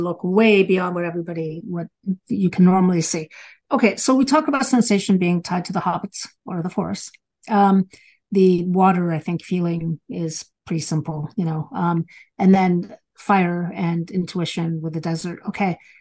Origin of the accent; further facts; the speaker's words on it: Galicia, Spain; moved away; where I was born in Spain, it is the Northwest